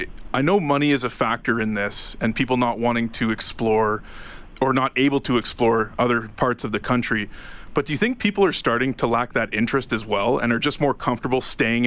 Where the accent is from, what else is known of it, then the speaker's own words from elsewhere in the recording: Ontario, Canada; I'm from Ontario myself